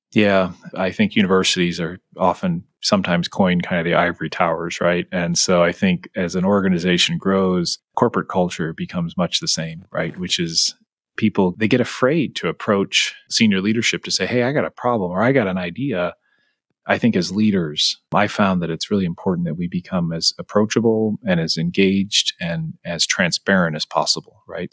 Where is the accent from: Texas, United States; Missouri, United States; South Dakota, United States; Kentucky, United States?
Missouri, United States; St. Louis; now in Kansas City, United States; I grew up in St. Louis